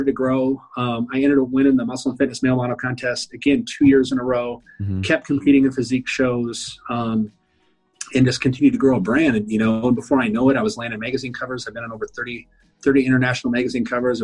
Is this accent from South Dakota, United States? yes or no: yes; South Dakota, United States; I was from South Dakota